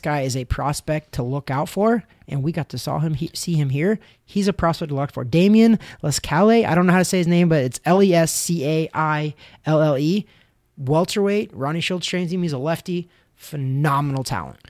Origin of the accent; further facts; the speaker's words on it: United States; I'm an American